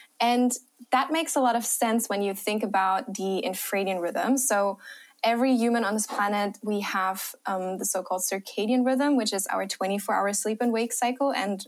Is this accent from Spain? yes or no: no; Germany; accent: German; English is a second language; also born or lived in Australia; Australia for a few years of my life, and I traveled a lot. So yeah, maybe I'm hoping you don't hear my German accent as much.